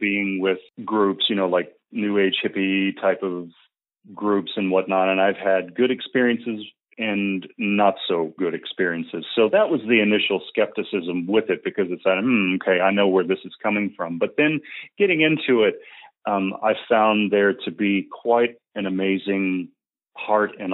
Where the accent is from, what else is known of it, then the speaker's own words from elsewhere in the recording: Kentucky, United States; also born or lived in New Mexico / Northern California; now in Austin, United States; my home state of Kentucky